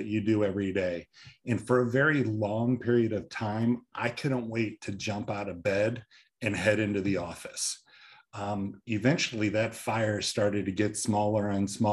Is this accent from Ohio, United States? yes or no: yes; Northeast Ohio near Akron, United States; I grew up in Northeast Ohio near Akron